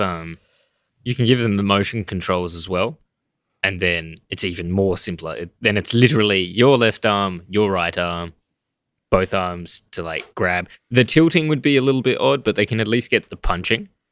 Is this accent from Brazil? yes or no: no; Australia; we're Australian